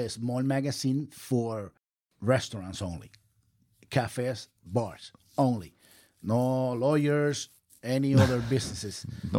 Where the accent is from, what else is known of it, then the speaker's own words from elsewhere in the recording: Puerto Rico; moved away as an adult; also born or lived in Philadelphia; now in Orlando, United States; I am original from Puerto Rico. And when I moved here 10 years ago, I moved to Orlando 10 years ago.